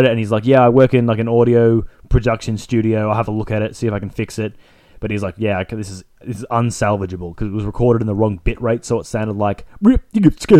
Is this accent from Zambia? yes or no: yes; Zambia; Guess I've got a few good stories about growing up in Zambia.